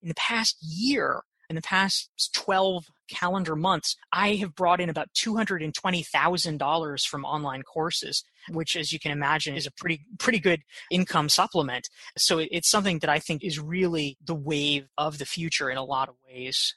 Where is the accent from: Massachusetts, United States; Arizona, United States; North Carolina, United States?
North Carolina, United States; Pinehurst; now in New York, United States; I grew up in a little golf resort called Pinehurst, North Carolina